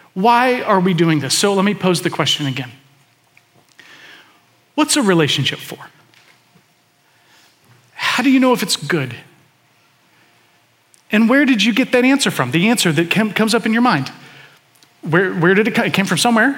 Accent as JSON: {"language": "English", "town": "Atlanta", "region": "Georgia", "country": "United States", "tie": "born or raised there", "moved": "yes", "said": "I was born in Atlanta, spent the first chunk of my life there"}